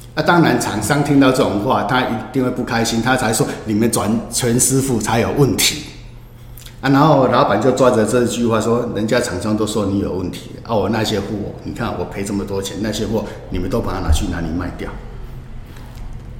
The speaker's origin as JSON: {"language": "Chinese", "town": "Hemei", "region": "Changhua County", "country": "Taiwan", "tie": "born or raised there", "said": "我们这个家乡的地方"}